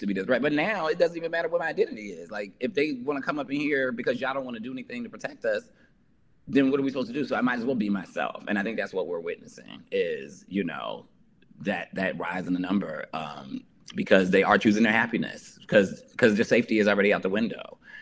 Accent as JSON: {"language": "English", "region": "New Jersey", "country": "United States", "said": "I'm from New Jersey"}